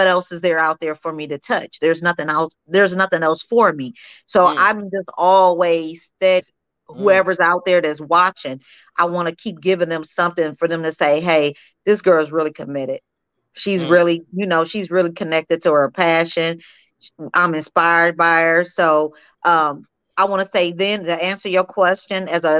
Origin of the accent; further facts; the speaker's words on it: Peoria, Illinois, United States; moved away as an adult; now in Las Vegas, United States; Peoria, Illinois, my hometown